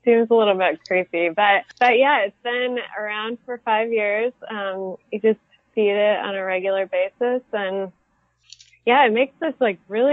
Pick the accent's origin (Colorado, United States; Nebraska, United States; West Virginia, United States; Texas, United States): Colorado, United States; moved away as an adult; also born or lived in Montana; now in Minnesota, United States; I grew up in Colorado. I lived in Colorado most of my life